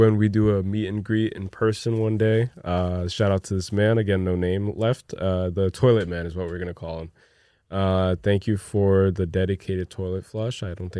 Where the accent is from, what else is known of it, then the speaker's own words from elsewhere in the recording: New Jersey, United States; Oh, we're from Jersey, by the way, so New York is right across.